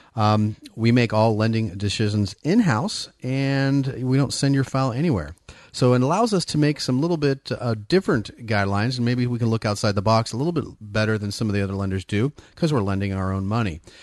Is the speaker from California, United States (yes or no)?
yes; Bay Area, California, United States; moved away as an adult; also born or lived in Folsom, California; now in Sacramento area, United States; born and raised in the Bay Area